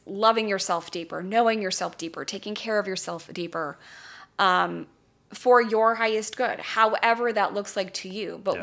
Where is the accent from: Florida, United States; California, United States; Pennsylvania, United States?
California, United States; Calabasas; I grew up in Calabasas, California, my very charmed life.